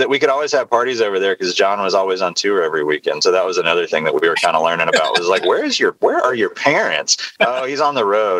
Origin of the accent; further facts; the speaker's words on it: Nashville, Tennessee, United States; That was a big thing, I think, for all of us growing up in Nashville